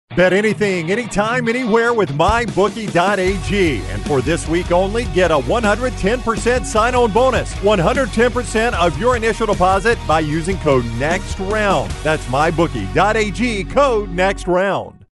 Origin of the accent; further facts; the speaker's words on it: Calhoun County, Alabama, United States; I grew up in Calhoun County